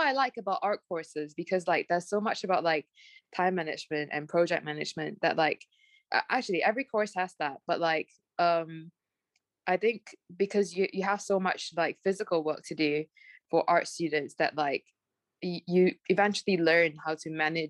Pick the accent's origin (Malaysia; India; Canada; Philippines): Malaysia; English is a second language; now in United Kingdom; And I'm like, no, I'm Malaysian. Even Malaysians sometimes tell me that.